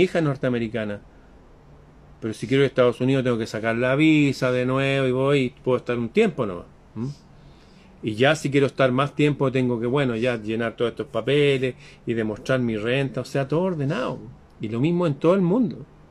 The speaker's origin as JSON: {"language": "Spanish", "country": "Chile"}